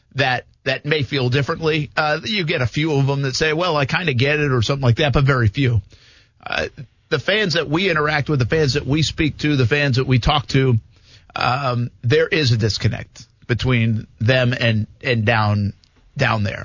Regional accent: New England, United States; now in Jacksonville, United States; I grew up in New England

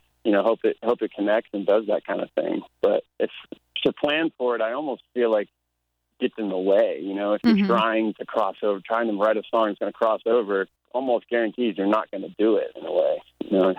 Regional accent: Florida, United States; born or raised there; now in Nashville, United States

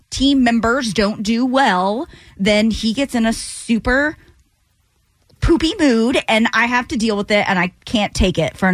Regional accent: the South, United States; I was born and raised in the South.

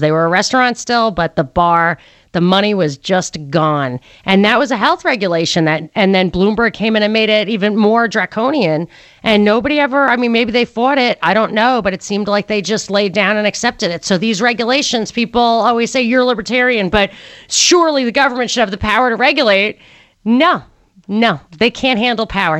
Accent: New York City, New York, United States; moved away; I was a New Yorker. I am a New Yorker, and I lived in New York for a long time

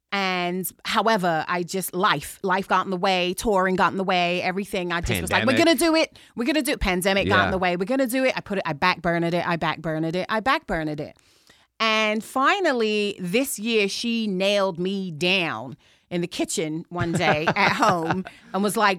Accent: Chelsea, London, United Kingdom; some things you can take the girl out of England, some things you can't. And I'm from Chelsea.

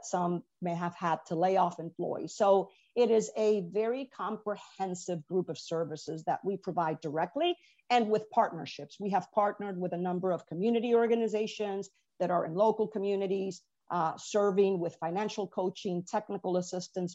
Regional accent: Venezuela; moved away; I'm an immigrant from Venezuela

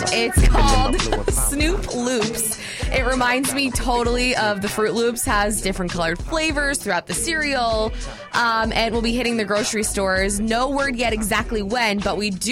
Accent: Miami, Florida, United States; now in Atlanta, United States; my hometown in Miami

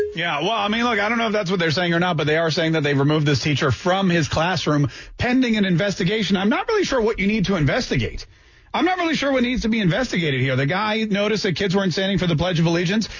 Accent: Canada; now in Jacksonville, United States; I grew up in Canada

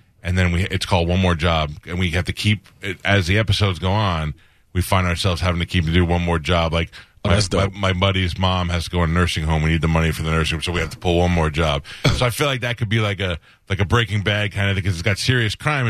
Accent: New York City, New York, United States; I grew up in New York. I grew up in Staten Island.

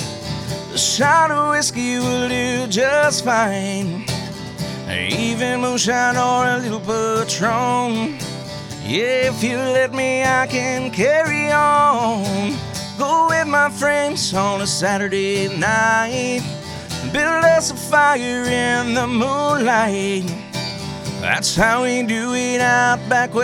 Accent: Pleasanton, Texas, United States; It's about my hometown where I grew up. It's a little town south of San Antonio.

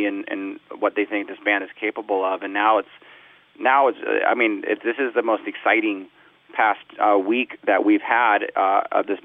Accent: Southern California, United States; I grew up in Southern California, listened to punk rock music.

